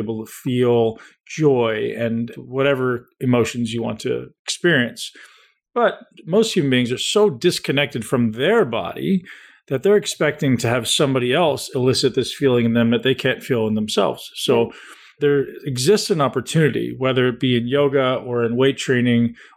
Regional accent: Toronto, Ontario, Canada; also born or lived in London, Ontario; I grew up in Toronto, which is only 2 hours down the road, completely different.

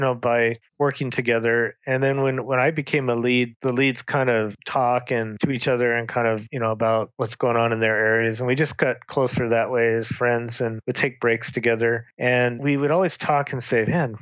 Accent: Long Beach, California, United States; now in St. George, United States; I grew up in Southern California and Long Beach

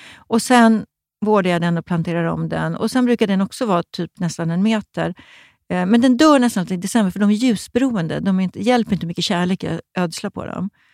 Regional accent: Stockholm, Stockholm County, Sweden; jag var från Stockholm

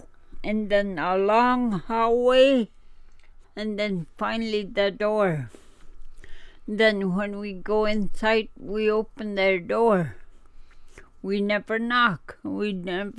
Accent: Shishmaref, Alaska, United States; born or raised there; first language Inupiaq; English is a second language

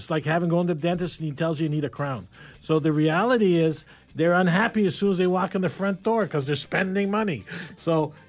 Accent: New York, United States; I'm from New York.

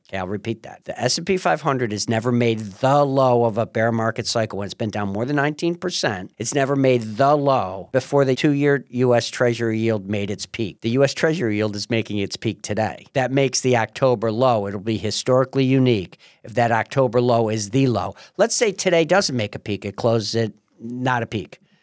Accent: Marcellus, New York, United States; I'm from Marcellus.

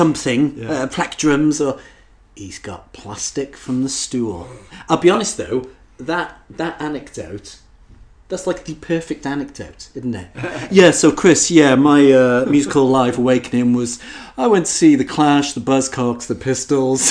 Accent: Wales, United Kingdom; as a Welshman

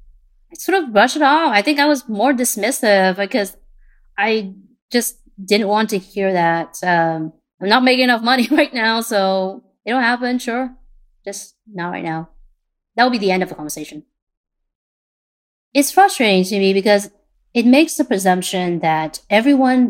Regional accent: Portland, Oregon, United States; also born or lived in Vietnam; My second brother, me, and my parents came to Portland in 1995. I was 10 at the time.

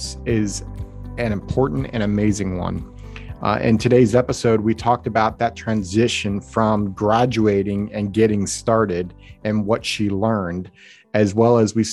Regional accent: Maryland, United States; I grew up a lot in Maryland

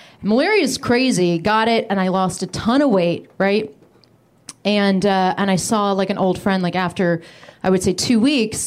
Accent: United Kingdom; moved away; When I was a kid, I grew up in the UK

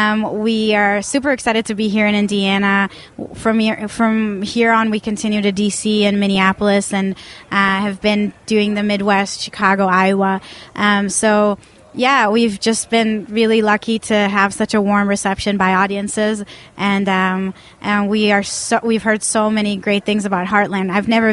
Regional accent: Tel Aviv, Tel Aviv District, Israel; English is a second language; And I'm originally from Tel Aviv, Israel, so I'm not an American filmmaker.

